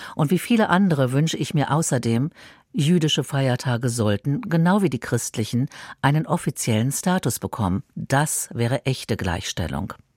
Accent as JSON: {"language": "German", "region": "Berlin", "country": "Germany", "tie": "born or raised there", "said": "in meiner Geburtsstadt"}